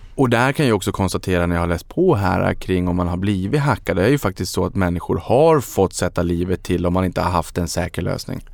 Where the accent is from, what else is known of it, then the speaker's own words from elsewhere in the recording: Sweden; som svensk